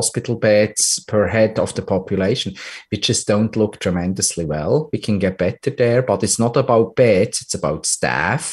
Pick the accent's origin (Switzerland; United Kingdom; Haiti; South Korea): Switzerland; my home country, Switzerland